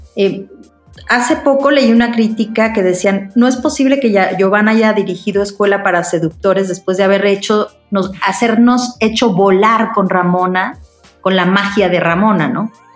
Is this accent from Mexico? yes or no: yes; Mexico; como buena mexicana paranoica